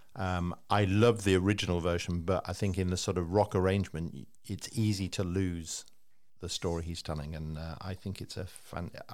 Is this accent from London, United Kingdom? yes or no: no; Liverpool, North West England, United Kingdom; I was like 15. I'm growing up in Liverpool